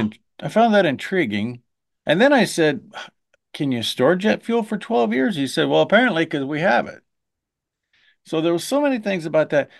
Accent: Nebraska, United States; my home state of Nebraska

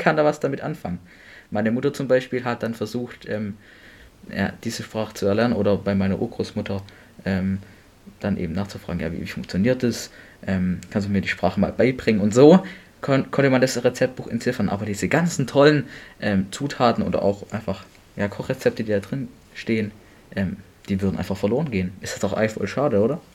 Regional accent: Germany; bei uns in Deutschland

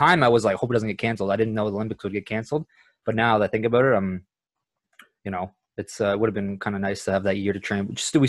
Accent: Canada; Like we're from Canada

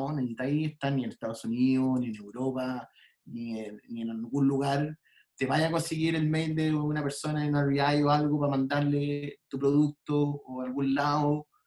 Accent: Chile; moved away as an adult; now in United States; que vengo de Chile, que vengo a este como mercado gringo, europeo

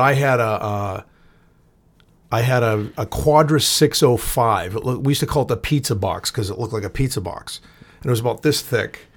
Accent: Boston, Massachusetts, United States; also born or lived in Everett; I'm from Boston

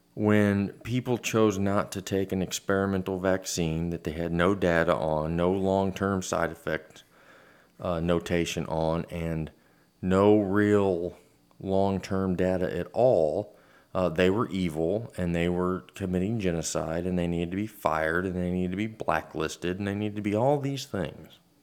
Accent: United States; We're American.

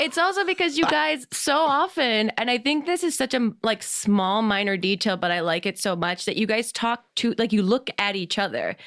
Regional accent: New Jersey, United States; moved away; I'm from Jersey originally

